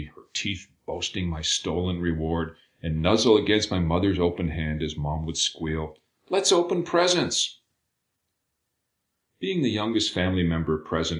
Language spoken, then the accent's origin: English; Billings, Montana, United States; moved away as an adult; now in Chicago, United States; I grew up in Billings, Montana. In the wake of my undergraduate education, I fled to Chicago, forsaking my hometown